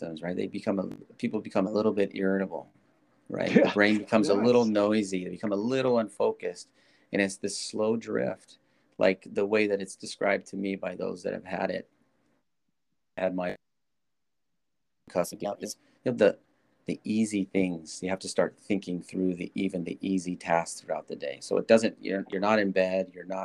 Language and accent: English; Nebraska, United States; I was born in Nebraska, football country.